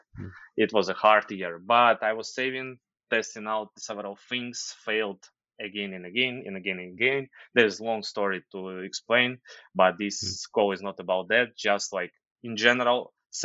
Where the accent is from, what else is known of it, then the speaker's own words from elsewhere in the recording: Ukraine; English is a second language; moved away as an adult; also born or lived in Dubai; So basically I'm from Ukraine, and in age of 22, I left Ukraine